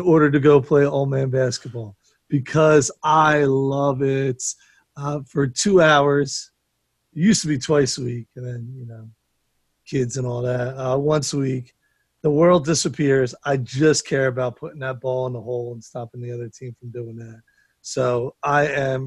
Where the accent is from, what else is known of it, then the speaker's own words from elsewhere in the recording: United States; I'm not English, American